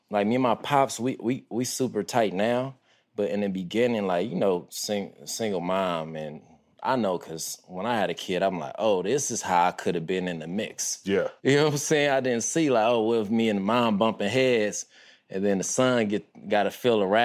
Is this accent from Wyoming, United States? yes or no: no; Compton, California, United States; I witnessed the … … era. And I grew up on Harris. So all the way south of Harris is Kelly Park.